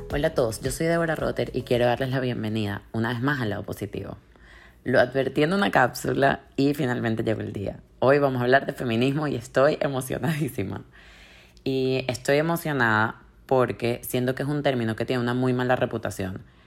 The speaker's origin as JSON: {"language": "Spanish", "country": "Venezuela", "said": "somos los venezolanos"}